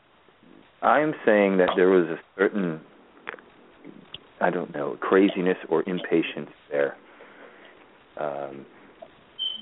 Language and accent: English; Baltimore, Maryland, United States; now in New Orleans, United States; I'm from Baltimore, and they say that in Baltimore